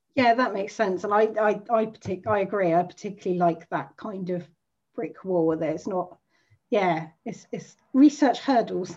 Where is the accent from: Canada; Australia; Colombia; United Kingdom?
United Kingdom; southern England; I'm a real southern fairy.